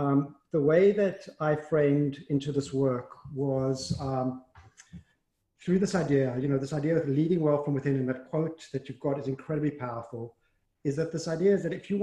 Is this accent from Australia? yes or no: no; South Africa; moved away; I grew up in South Africa, and I grew up, went to a Jewish day school.